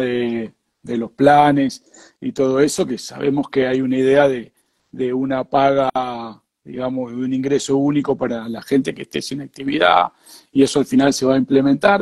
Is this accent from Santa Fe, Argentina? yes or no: yes; Rosario, Santa Fe, Argentina; moved away as an adult; also born or lived in Madrid, Spain; now in Valencia, Spain; yo nací en Rosario y toda mi vida, eh, desde los 21 años, estuve en Madrid.